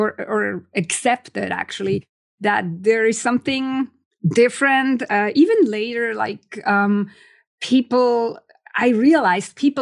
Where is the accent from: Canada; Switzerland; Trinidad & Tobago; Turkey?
Switzerland; moved away; I'm originally from Switzerland.